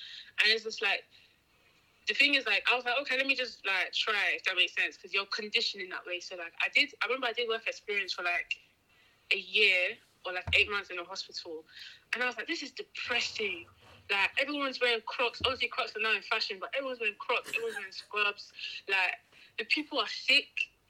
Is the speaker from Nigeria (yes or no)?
yes; Nigeria; Like, growing up, because obviously we're Nigerian, right?